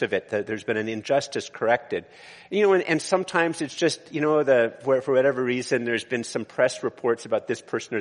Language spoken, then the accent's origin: English; Canada; also born or lived in Eganville, Ontario; I am very Canadian.